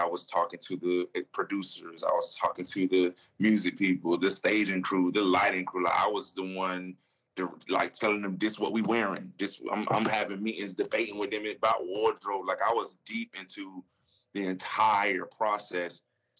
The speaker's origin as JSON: {"language": "English", "region": "the South", "country": "United States", "said": "You know, I'm from the South."}